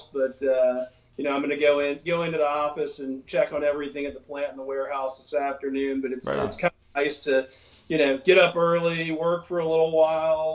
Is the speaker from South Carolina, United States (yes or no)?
yes; Charleston, South Carolina, United States; now in Mount Pleasant, United States; I grew up in Charleston, about 5 minutes from downtown